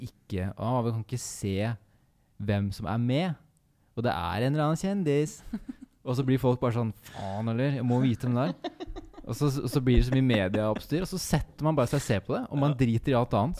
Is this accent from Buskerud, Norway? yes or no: yes; Kongsberg, Buskerud, Norway; Vi er to venner fra Kongsberg